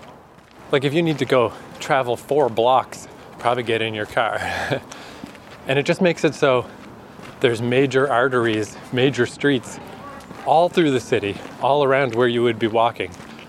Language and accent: English; Canada; born or raised there; moved away as an adult